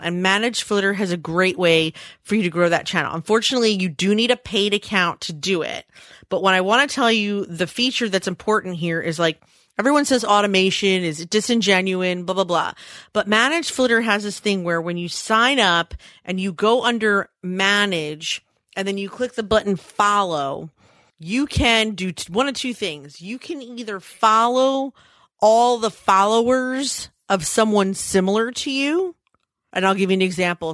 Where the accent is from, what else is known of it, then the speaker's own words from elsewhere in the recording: Philadelphia, Pennsylvania, United States; It's also my hometown.